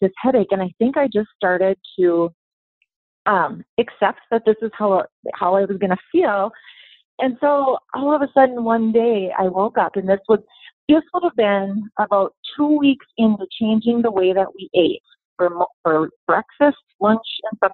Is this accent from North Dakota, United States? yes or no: yes; North Dakota, United States; I was raised in North Dakota. We had a small grain farm.